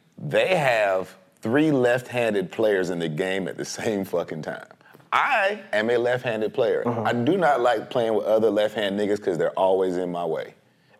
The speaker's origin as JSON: {"language": "English", "town": "Inglewood", "region": "California", "country": "United States", "tie": "born or raised there", "said": "I'm from Inglewood, California. Like, I was born 10 minutes from the fucking Forum."}